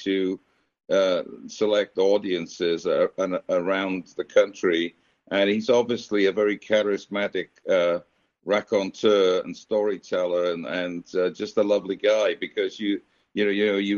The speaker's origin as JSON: {"language": "English", "region": "Wales", "country": "United Kingdom", "moved": "yes", "lives_now": "United States", "said": "being Welsh, but I'm also an American"}